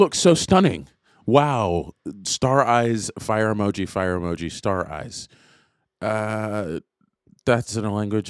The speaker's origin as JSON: {"language": "English", "town": "Jacksonville", "region": "Florida", "country": "United States", "tie": "born or raised there", "said": "I grew up kind of all over the place, but Florida was one of, I grew up in Jacksonville."}